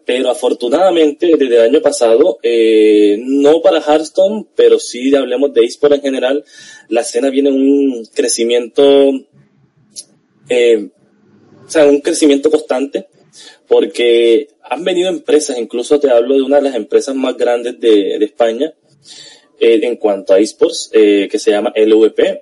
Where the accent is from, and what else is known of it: Colombia